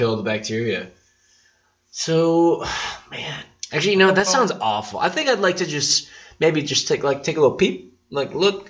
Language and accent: English; Petoskey, Michigan, United States; I'm from Petoskey, Michigan.